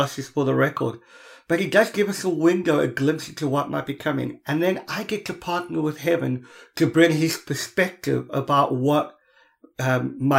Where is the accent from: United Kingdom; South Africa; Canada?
South Africa; Cape Town, Western Cape; I come from Cape Town